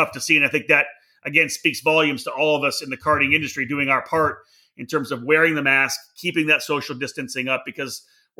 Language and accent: English; Cambridge, Ontario, Canada; my hometown here in Cambridge.